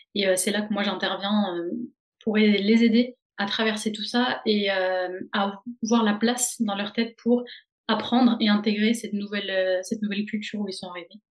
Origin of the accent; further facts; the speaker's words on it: Dijon, Bourgogne-Franche-Comté, France; moved away as an adult; also born or lived in Caen; now in Rennes, France; je viens de Dijon en Bourgogne où j'ai fait toute ma licence de psychologie